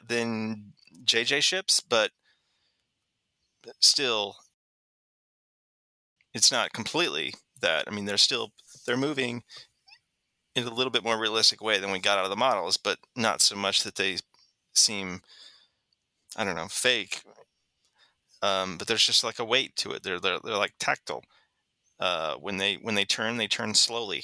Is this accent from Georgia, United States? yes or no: no; Missouri, United States; now in California, United States; growing up in Missouri